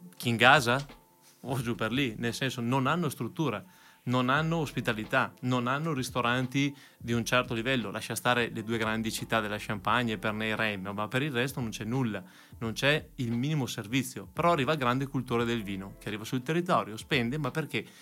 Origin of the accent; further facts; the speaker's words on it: Verona, Veneto, Italy; sono veronese, sono nato a Verona e qua da sempre